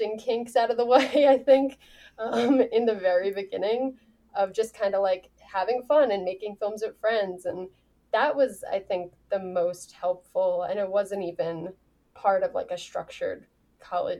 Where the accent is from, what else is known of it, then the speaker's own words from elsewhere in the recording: New York, United States; I grew up in New York